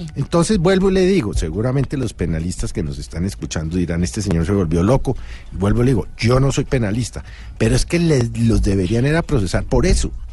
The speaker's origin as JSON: {"language": "Spanish", "country": "Colombia", "said": "como ciudadano, como colombiano"}